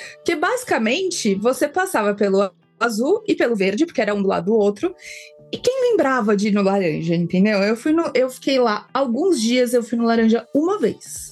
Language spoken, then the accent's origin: Portuguese; São Paulo, Brazil; Na Bienal de São Paulo eu fui a minha vida inteira, porque afinal sou aqui de São Paulo